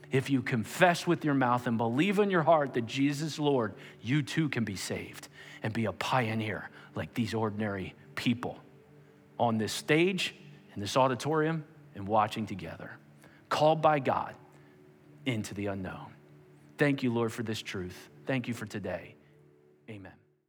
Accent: Perkasie, Pennsylvania, United States; I grew up on Ninth Street in a town called Perkasie

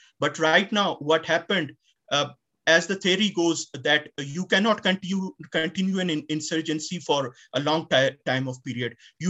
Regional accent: Panjgur, Balochistan, Pakistan; I'm from Panjgur

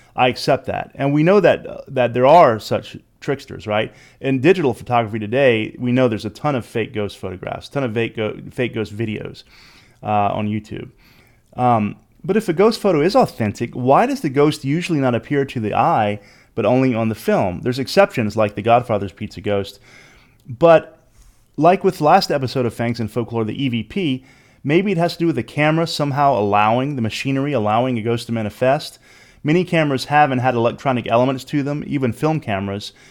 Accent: Louisiana, United States; I'm from Louisiana

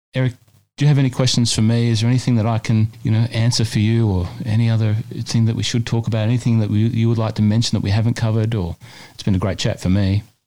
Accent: New South Wales, Australia; now in Melbourne, Australia; my home state of New South Wales

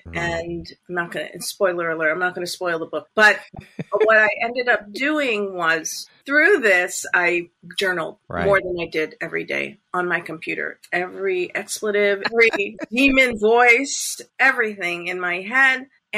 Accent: Canada; My children are dual citizenship as well, since I'm

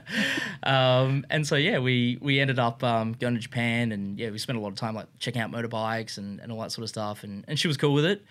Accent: Brisbane, Queensland, Australia; I was from Brisbane.

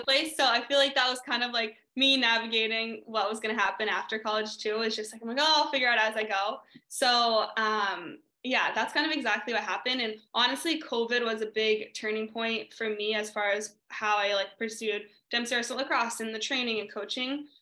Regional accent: New Hampshire, United States; now in California, United States; growing up in New Hampshire

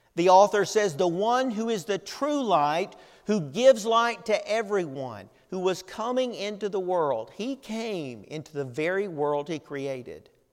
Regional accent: Tennessee, United States; moved away; we lived growing up in Tennessee

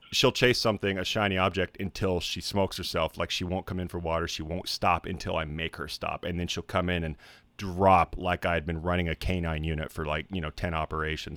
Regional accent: Idaho, United States; I was born in Idaho, where I wouldn't or I, wa, I was, like, spent most of my, like, col-, or, uh, co, uh, school days in Idaho.

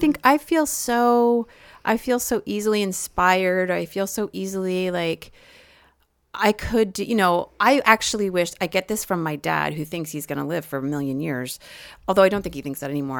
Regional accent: United States; I am an American

